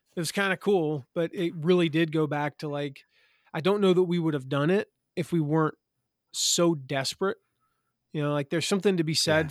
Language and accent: English; Eastern North Carolina, United States; moved away; I'm from Eastern North Carolina, so I, that's how we sound down there.